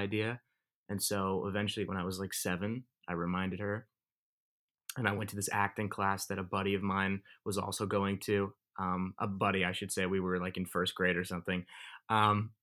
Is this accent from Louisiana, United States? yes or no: no; Thousand Oaks, California, United States; I grew up in Thousand Oaks, California.